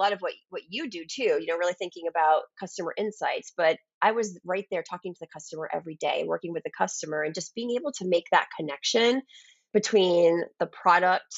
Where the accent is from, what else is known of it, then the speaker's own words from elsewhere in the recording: outside of Boston near the Cape Cod area, Massachusetts, United States; I grew up outside of Boston near the Cape Cod area